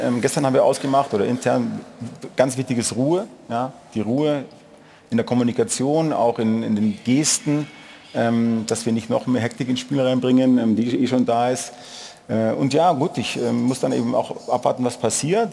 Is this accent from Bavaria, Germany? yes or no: yes; Munich, Bavaria, Germany; Ich komme ja aus, aus München.